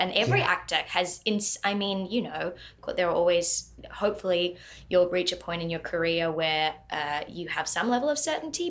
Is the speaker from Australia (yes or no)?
yes; Australia; now in Los Angeles, United States; being an Australian over